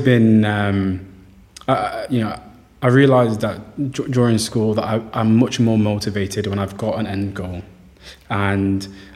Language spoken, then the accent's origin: English; Somaliland, Somalia; now in Manchester, United Kingdom; I'm from Somaliland, so I joined the Somali Society